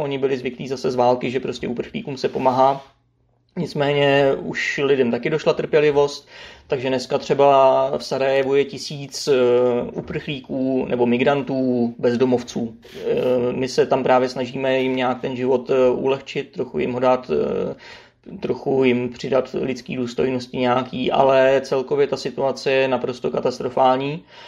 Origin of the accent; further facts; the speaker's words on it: Czechia; my jsme Češi